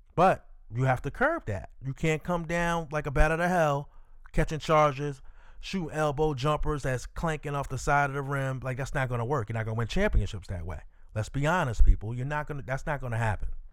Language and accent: English; New York, United States; I'm from New York